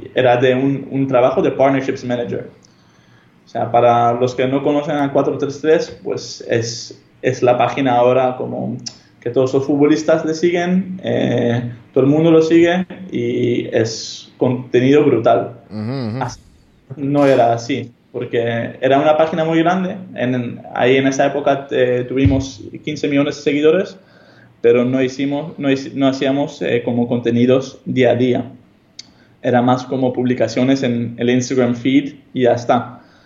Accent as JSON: {"language": "Spanish", "town": "Amsterdam", "region": "North Holland", "country": "Netherlands", "tie": "born or raised there", "first_language": "Hebrew", "second_language": "Spanish", "moved": "as an adult", "said": "Yo soy holandés, nací y crecí en Holanda, Ámsterdam"}